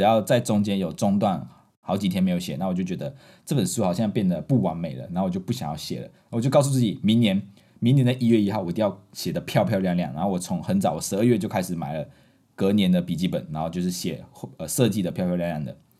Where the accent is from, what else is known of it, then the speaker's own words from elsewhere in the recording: Malaysia; moved away as an adult; now in Taiwan; 我们马来西亚人是用拼音的